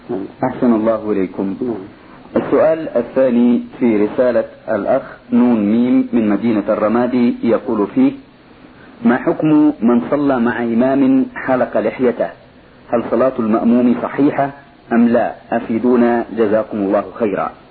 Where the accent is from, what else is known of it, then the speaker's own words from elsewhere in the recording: Sudan; هنالك بعض الفقهاء عندنا في السودان نسمي الواحد منهم فقي أي فقيه